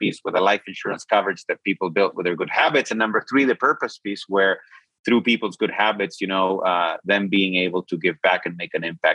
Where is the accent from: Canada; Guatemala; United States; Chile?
Chile; I'm from Chile.